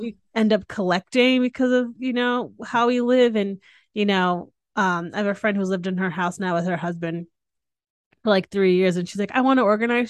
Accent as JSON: {"language": "English", "region": "Northeast", "country": "United States", "tie": "born or raised there", "moved": "yes", "lives_now": "Texas, United States", "said": "I grew up in the Northeast"}